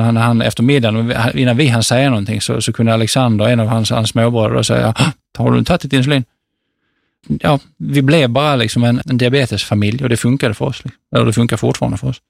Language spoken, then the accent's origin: Swedish; Sweden; also born or lived in Bangladesh; hemma i Sverige